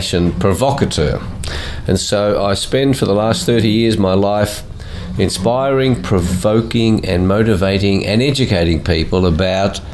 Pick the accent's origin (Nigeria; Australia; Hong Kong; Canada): Australia; also born or lived in Melbourne; I was born in Australia